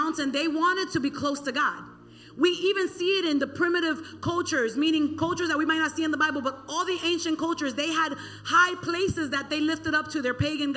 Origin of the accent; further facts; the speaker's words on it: Miami, Florida, United States; born and raised in the county of Dade